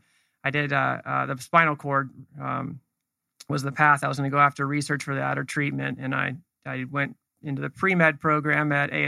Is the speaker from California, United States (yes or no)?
yes; Los Gatos, California, United States; also born or lived in North Dakota; I grew up in Northern California, up in the mountains of Santa Cruz Mountains. It's in between San Jose and the beach, basically. Town's called Los Gatos